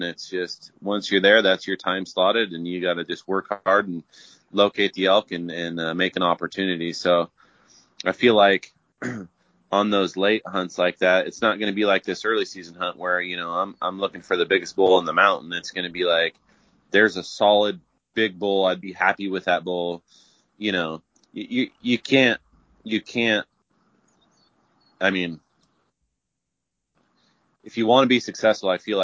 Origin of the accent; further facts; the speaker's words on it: Idaho, United States; I'm from Idaho here.